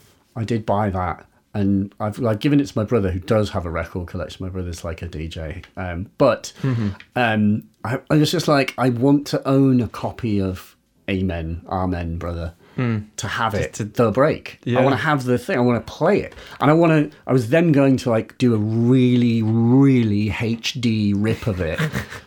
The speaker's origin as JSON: {"language": "English", "region": "Yorkshire and the Humber", "country": "United Kingdom", "lives_now": "London, United Kingdom", "said": "I do live in London, but I'm from Yorkshire originally. That's not, I sort of don't sound like it. Slightly southern affected thing"}